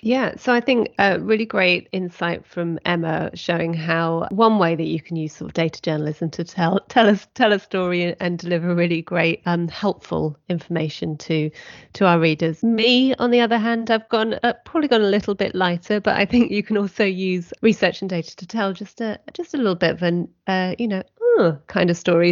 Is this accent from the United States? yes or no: no; United Kingdom; we are British